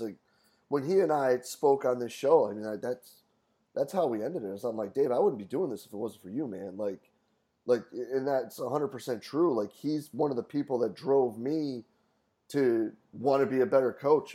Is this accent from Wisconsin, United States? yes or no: no; Rochester, New York, United States; moved away as an adult; also born or lived in Cortland, New York; I grew up in Rochester, did my undergrad at SUNY Cortland